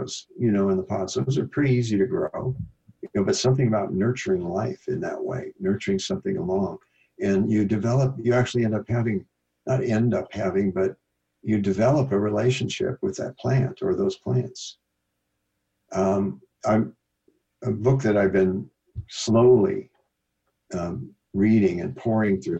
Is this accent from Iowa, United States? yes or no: yes; Iowa, United States; moved away; I'm from Iowa, the Midwest